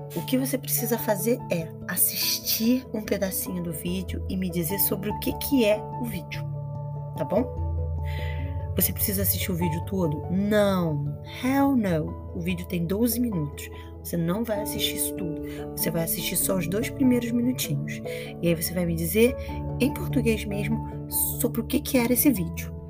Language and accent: Portuguese; Brazil; I am from Brazil. É de onde eu venho